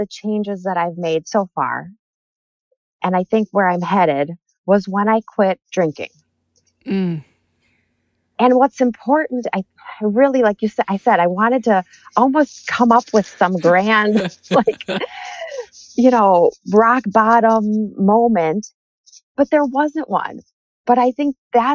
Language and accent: English; Minnesota, United States; also born or lived in Detroit; I grew up in Minnesota